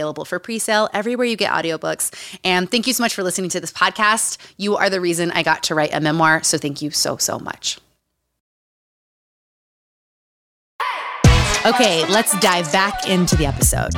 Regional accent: Utah, United States; moved away; Growing up in Utah

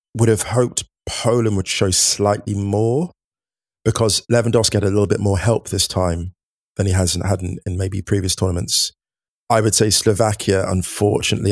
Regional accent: England, United Kingdom; growing up in the U K, growing up in England, playing football

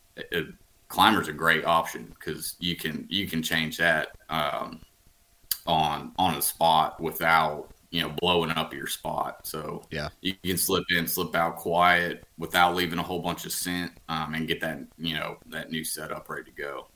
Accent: Huntsville, Alabama, United States; now in Birmingham, United States; I'm from from Huntsville, right around there

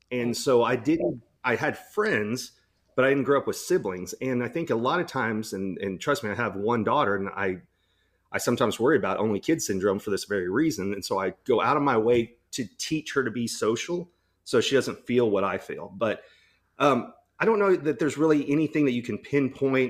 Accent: Texas, United States; when I grew up in Texas

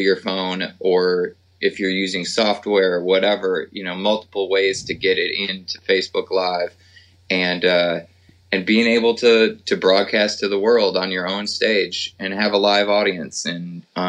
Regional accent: Minneapolis, Minnesota, United States; now in Nashville, United States; we're both originally from Minneapolis, St. Paul area.

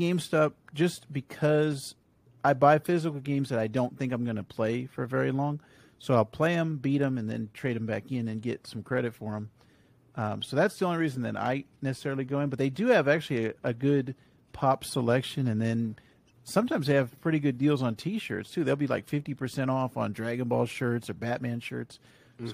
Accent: California, United States; when I was growing up in California

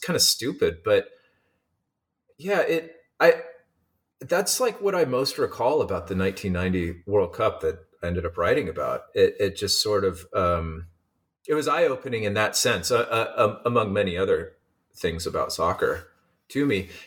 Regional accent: Eugene, Oregon, United States; moved away as an adult; also born or lived in Seattle, Washington; now in San Diego, United States; I grew up in Eugene, Oregon, and went to school in Seattle at the University of Washington

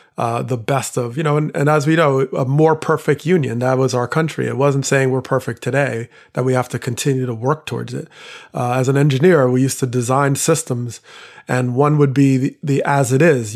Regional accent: Teaneck, New Jersey, United States; I grew up in Teaneck, New Jersey, one of the first towns to voluntarily desegregate.

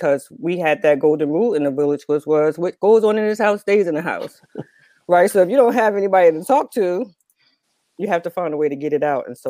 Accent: Newark, New Jersey, United States; I'm from Newark, New Jersey. But I like to say that I have lived everywhere, but not anywhere at all. Because, you know, I come from a household where we moved a lot.

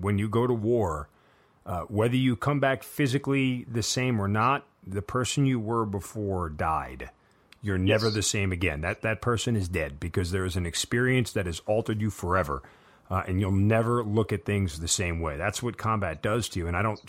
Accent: United States; Like, because we're American and we always win.

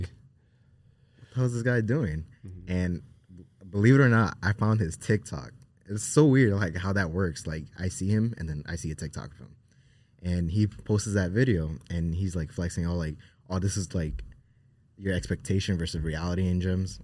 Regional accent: Newark, New Jersey, United States; we grew up in Newark, New Jersey

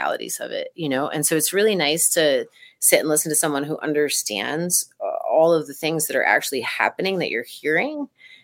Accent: East Coast, United States; I grew up on the East Coast and saw most of my early shows there

